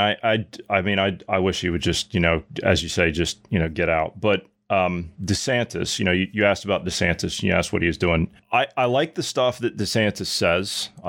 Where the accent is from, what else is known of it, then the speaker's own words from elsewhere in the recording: United States; me, of course, being an American growing up over there and living the culture and everything and seeing how it's changed over time and, you know, jumping back and forth.